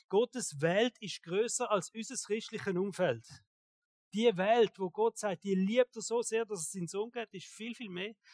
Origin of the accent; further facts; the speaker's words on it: Switzerland; Und ich denke manchmal, wir sind ja sehr privilegiert als Schweizer.